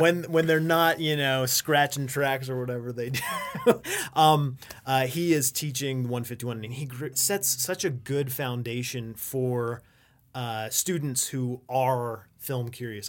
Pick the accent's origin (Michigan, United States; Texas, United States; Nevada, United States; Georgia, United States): Nevada, United States; Las Vegas; now in Reno, United States; I'm originally from Las Vegas